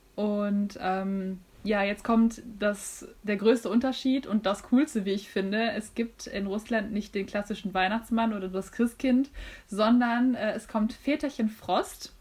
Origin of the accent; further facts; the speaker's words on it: North Rhine-Westphalia, Germany; bei uns in NRW